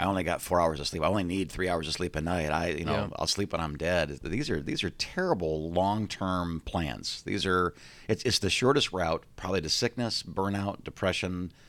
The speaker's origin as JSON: {"language": "English", "region": "Midwest", "country": "United States", "said": "I'm from the Midwest."}